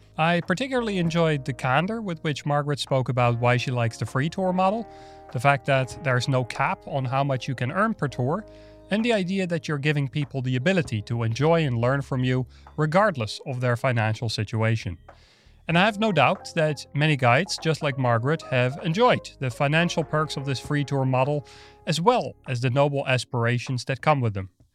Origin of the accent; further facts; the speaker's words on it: Netherlands; moved away; I'm from the Netherlands originally.